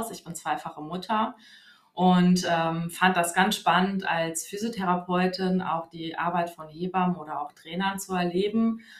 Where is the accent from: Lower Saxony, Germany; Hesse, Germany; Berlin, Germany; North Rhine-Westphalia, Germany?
Hesse, Germany; Wiesbaden; Und ja, ich komme aus Wiesbaden und arbeite im Standort äh, Wiesbaden-Nordenstadt.